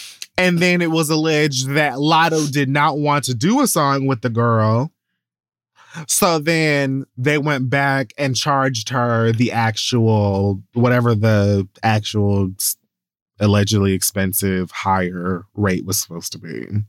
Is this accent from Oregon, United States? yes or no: no; Atlanta, Georgia, United States; Like, I'm really from Atlanta.